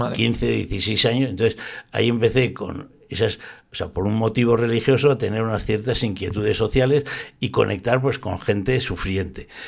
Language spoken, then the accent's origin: Spanish; Zaragoza, Aragon, Spain; now in Valencia, Spain; soy de Zaragoza, yo soy del barrio Santa Cruz y bautizado aquí y tal, pero yo llevo ya muchos años viviendo en Valencia